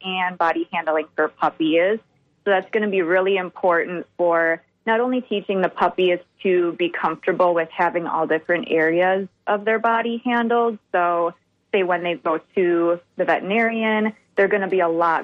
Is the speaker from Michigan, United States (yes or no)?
no; Minnesota and the Wisconsin area, United States; moved away; I'm originally from Minnesota and the Wisconsin area